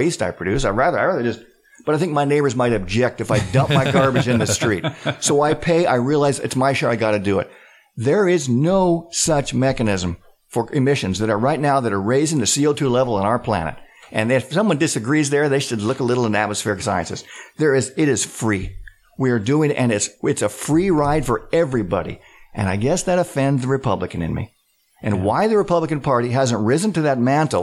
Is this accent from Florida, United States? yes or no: no; near Hanford, Washington, United States; I grew up near Hanford.